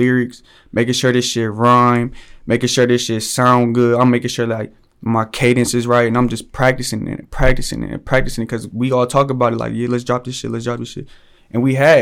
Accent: Ohio, United States; I'm an artist from Ohio.

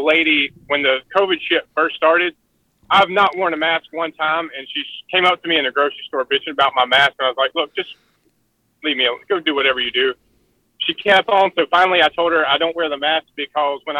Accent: Asheboro, North Carolina, United States; also born or lived in Uwharrie Forest; now in Wilmington, United States; I grew up there in Asheboro, but I live in Wilmington

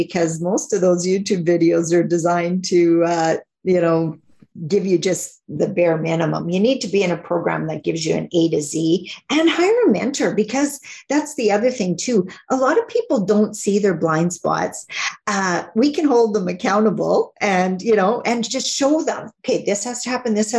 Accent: Northern Saskatchewan, Canada; I'm from Northern Saskatchewan, so not that far north

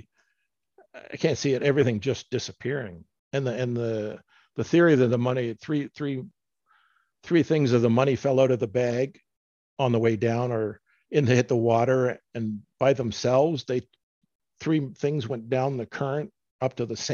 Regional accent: Canada; I'm from Canada

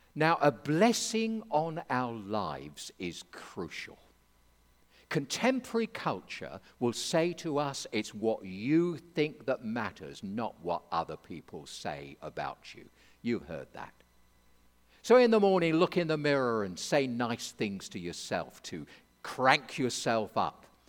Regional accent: England, United Kingdom; I'm an Englishman

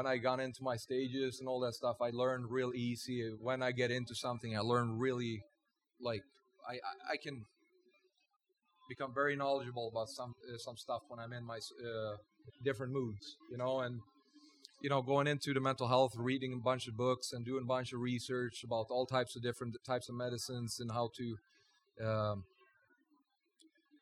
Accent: Sweden; now in Las Vegas, United States; I'm from Sweden

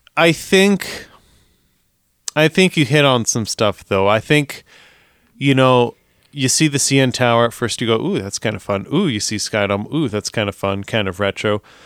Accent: Canada; we are Canadian.

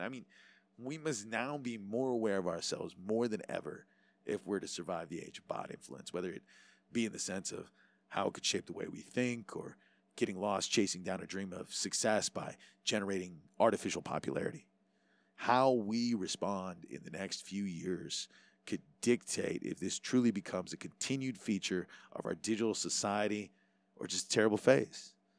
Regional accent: Hawaii, United States; being Hawaiian

